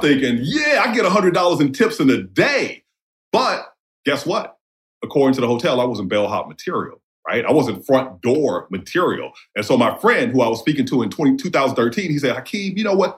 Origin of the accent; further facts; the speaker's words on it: New Orleans, Louisiana, United States; also born or lived in Jasper County, Mississippi / South Central Los Angeles; I was born in New Orleans, and my home community is New Orleans East. My father is from rural Mississippi, so I spent half of my you know pre 18 life there